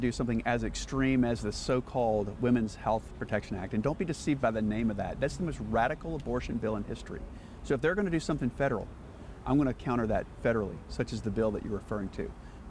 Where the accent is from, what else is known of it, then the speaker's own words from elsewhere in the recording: Winston-Salem, North Carolina, United States; I'm from Winston-Salem